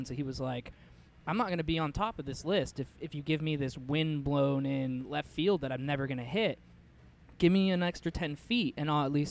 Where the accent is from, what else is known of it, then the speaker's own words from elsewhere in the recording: Seattle, Washington, United States; I grew up with him in Seattle.